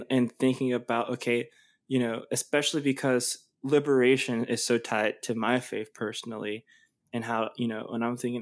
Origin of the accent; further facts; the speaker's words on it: United States; having the citizenship of being an American